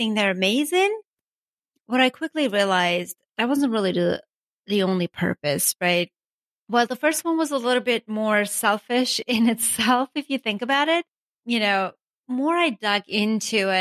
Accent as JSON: {"language": "English", "country": "Armenia", "tie": "born or raised there", "also_born_or_lived": "Ocean City, Maryland", "second_language": "English", "moved": "as an adult", "lives_now": "United States", "said": "I was born and raised in Armenia"}